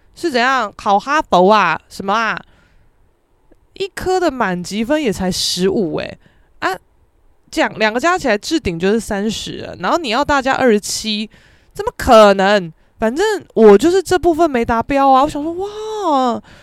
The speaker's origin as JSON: {"language": "Chinese", "town": "Keelung", "country": "Taiwan", "tie": "born or raised there", "said": "虽然说我是基隆人啦，但是我们学校，也，也在基隆没有错"}